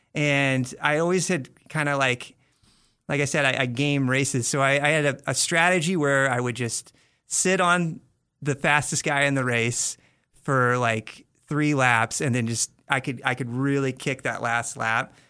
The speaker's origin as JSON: {"language": "English", "town": "Bloomington", "region": "Indiana", "country": "United States", "tie": "born or raised there", "said": "if you guys know the Indiana Hoosiers, uh, that, that's the town I'm from. Uh-huh. So that's where I grew up."}